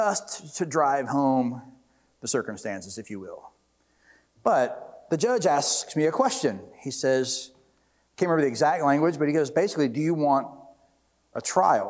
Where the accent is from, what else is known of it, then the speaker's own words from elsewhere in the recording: Jackson, Mississippi, United States; I grew up in Jackson, so I was dating this girl in Jackson. I lived in Jackson